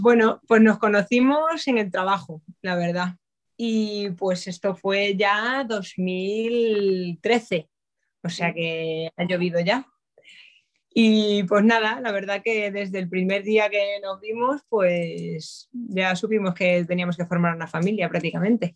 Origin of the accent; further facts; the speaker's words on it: A Coruña, Galicia, Spain; moved away as an adult; now in Madrid, Spain; soy gallega, soy de Coruña pero vamos, ya afincada aquí en Madrid desde hace 11 años prácticamente